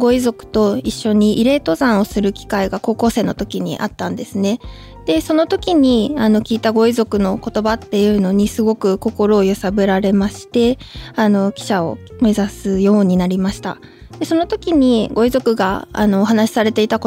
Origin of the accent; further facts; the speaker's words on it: Gunma, Japan; 私群馬県の出身なんですけれども